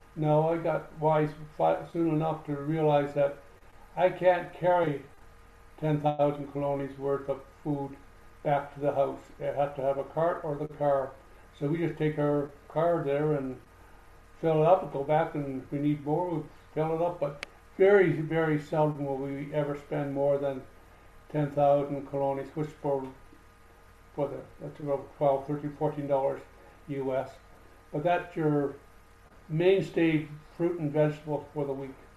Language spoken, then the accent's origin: English; Canada; moved away; I'm a Canadian